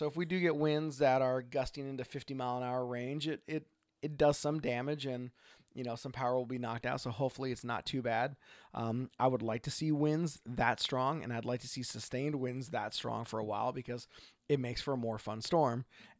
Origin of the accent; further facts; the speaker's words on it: Oregon, United States; from Oregon.